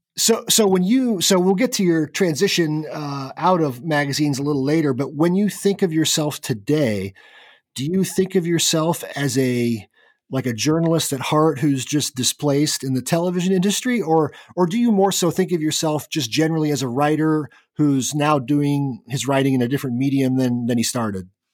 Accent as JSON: {"language": "English", "region": "Kansas", "country": "United States", "tie": "born or raised there", "said": "I grew up in Kansas"}